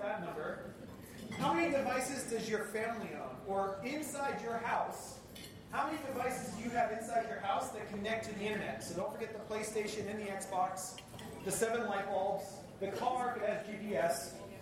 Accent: Spokane, Washington, United States; moved away as an adult; now in Seattle, United States; I now make my home in Seattle, but I'm originally from Spokane

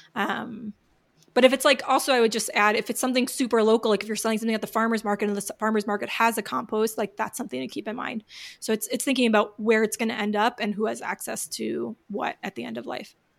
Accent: New York, United States; I'm from New York

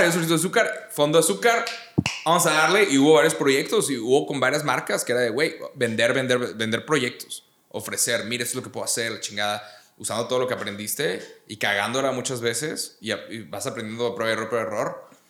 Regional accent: Monterrey, Nuevo León, Mexico; Yo soy de Monterrey

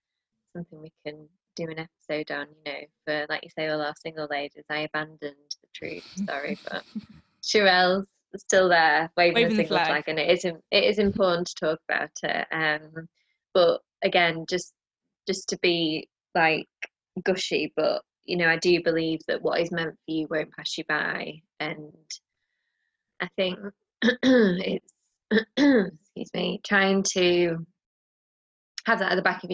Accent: United Kingdom; as a Brit

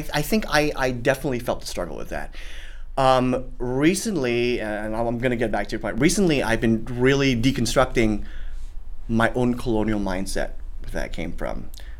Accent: Singapore; accent: Singaporean; the first year of college, I was in school and I had my Singaporean accent.

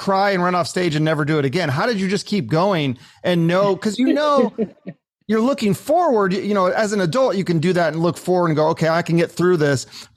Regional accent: Seattle, Washington, United States; I grew up in Seattle.

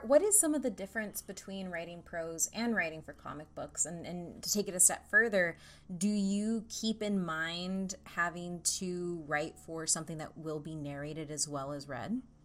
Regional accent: Central Texas, United States; I'm from Texas and, and from Central Texas.

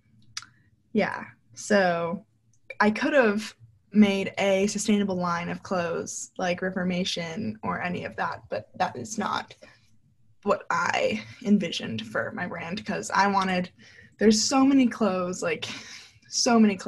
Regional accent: New York, United States; also born or lived in North Carolina; I'm from New York.

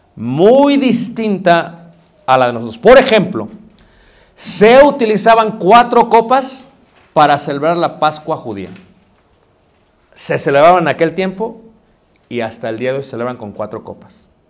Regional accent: Mexico City, Mexico; crecí en Ciudad de México

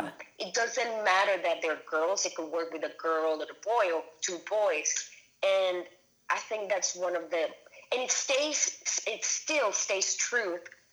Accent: Caracas, Capital District, Venezuela; and I grew up in Caracas, Venezuela, like super Catholic, super conservative country.

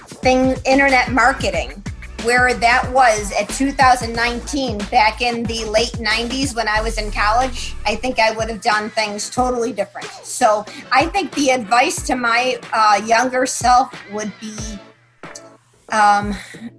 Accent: Buffalo, New York, United States; now in Columbus, United States; my hometown of Buffalo, New York

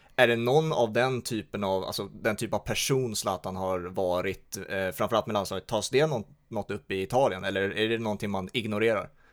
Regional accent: Sweden; oss som är svenskar

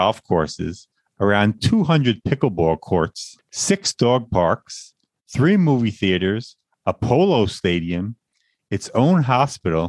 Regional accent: Long Island, New York, United States; Born and raised in Long Island, New York, a place I always wanted to leave

